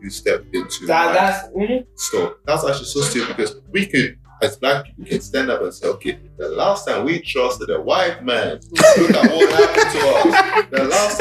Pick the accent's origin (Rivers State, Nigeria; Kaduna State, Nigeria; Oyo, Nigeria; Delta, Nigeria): Delta, Nigeria; Warri; moved away; also born or lived in Europe; I'm from Nigeria